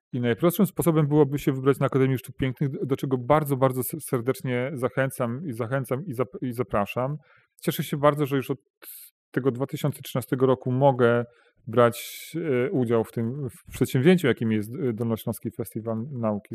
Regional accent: Bełchatów, Łódź Voivodeship, Poland; ja pochodzę z, czy wychowałem się w takim niedużym robotniczym mieście, jakim jest Bełchatów, to jest województwo, województwo łódzkie.

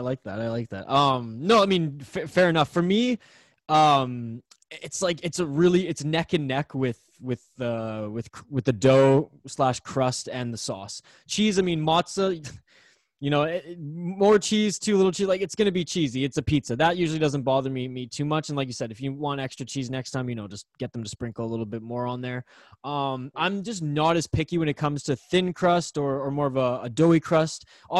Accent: British Columbia, Canada; maybe it's just because I'm like from Vancouver Island

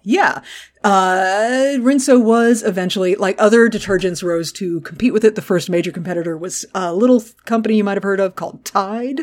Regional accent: Gulf Coast, United States; I grew up on the Gulf Coast

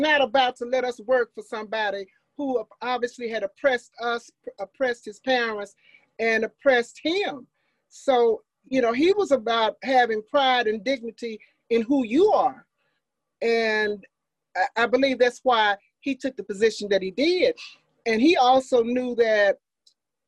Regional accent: Meridian, Forest, Mississippi, United States; also born or lived in Jackson, Mississippi; I was born in Jackson on Ferris Street in an all-Black hospital. 2 years later, my parents moved to Meridian, Mississippi. And in 1954, Brown versus Board of Education, my father moved to Forest, Mississippi. So I was really born in Jackson, 6 or 7 years in Meridian. And then I've been in Forest since 1954

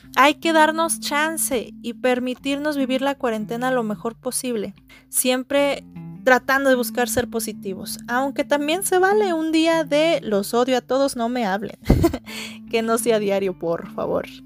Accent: San Luis Potosí, Mexico; soy originaria de San Luis Potosí

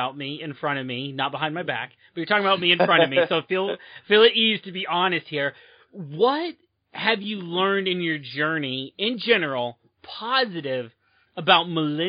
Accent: United States; I'm American, and I am not close enough to the border, apparently, to get it quite right.

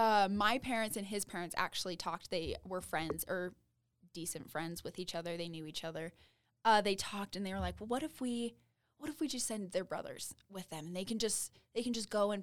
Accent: Ogden, Utah, United States; I'm from Ogden

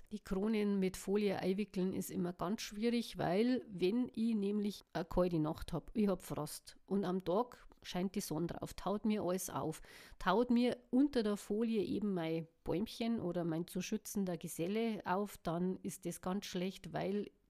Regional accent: Bavaria, Germany; Ja, dann haben wir noch die Rhododendren, die hängen ja auch oder lassen die länger, so wie wir bei uns in Bayern sagen.

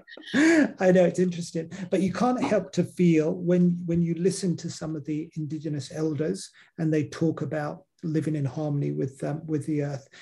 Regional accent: England, United Kingdom; now in Australia; growing up in England, we didn't have an indigenous community

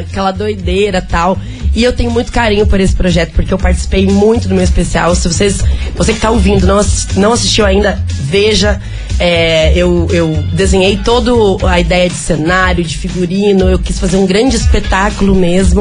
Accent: Curitiba, Paraná, Brazil; now in São Paulo, Brazil; a minha cidade, eu estou voltando pra minha terra

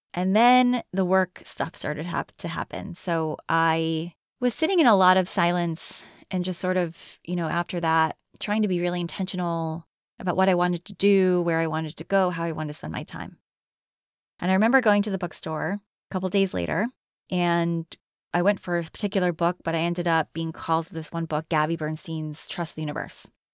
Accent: Connecticut, United States; moved away; I'm from Connecticut

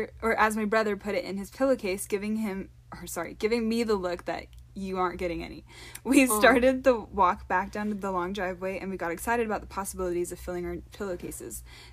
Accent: Washington, United States; I was only used to the rain this time of year, being I was from Washington State.

